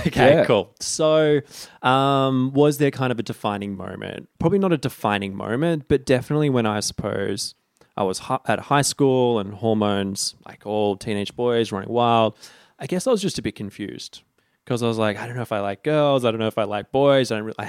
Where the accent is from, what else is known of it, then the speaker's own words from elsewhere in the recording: Sydney, New South Wales, Australia; Northern Beaches, Sydney.